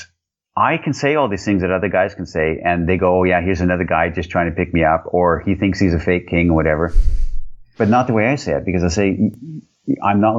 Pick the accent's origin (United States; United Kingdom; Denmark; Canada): Canada; now in Europe; I'm Canadian. I live in Europe